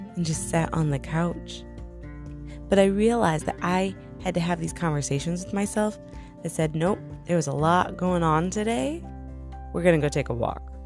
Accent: New York, United States; moved away as an adult; now in Tennessee, United States; I'm from New York originally, and I moved to Tennessee

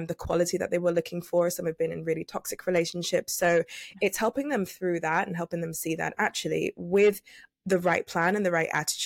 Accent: United Kingdom; also born or lived in London; I'm actually British

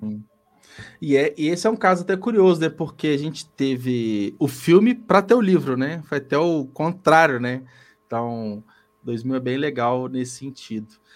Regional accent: Belo Horizonte, Minas Gerais, Brazil; eu sou de Belo Horizonte

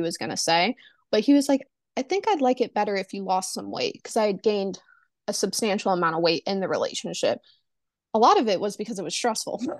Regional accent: the South, Southern United States, United States; I am born and raised in the Su-, South, um, never really left the South.

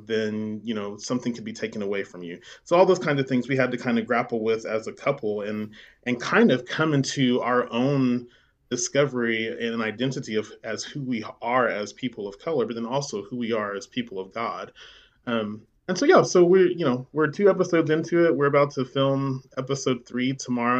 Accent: Midwest City, Oklahoma, United States; I grew up there in Midwest City

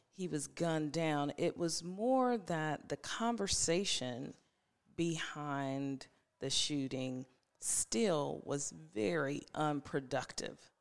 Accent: Ohio, United States; now in Franklin, United States; I'm originally from Ohio, but I have officially been in Tennessee longer than I was in Ohio

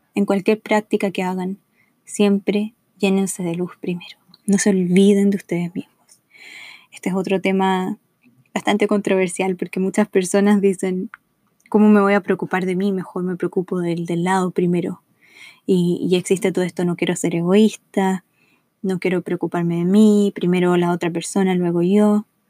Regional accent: Chile; moved away as an adult; now in Los Angeles, United States; Soy chilena, vivo en Los Ángeles, California, hace cinco años

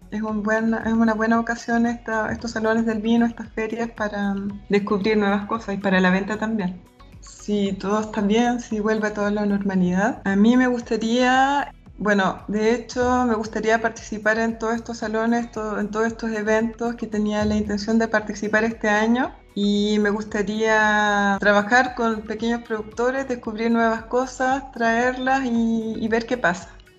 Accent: Calama, Antofagasta, Chile; moved away as an adult; also born or lived in La Serena, Chile / San Pedro de Atacama, Chile / Spain; now in Switzerland; Soy nacida en Calama de familia minera

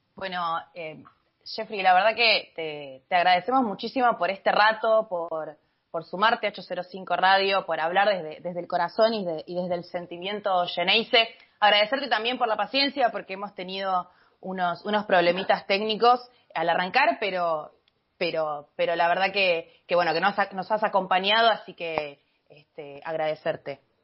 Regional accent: Argentina; Como argentina y como bostera

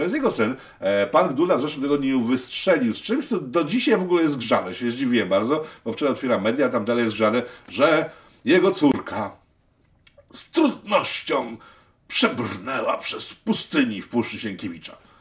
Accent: Łódź, Łódź Voivodeship, Poland; ja z Łodzi

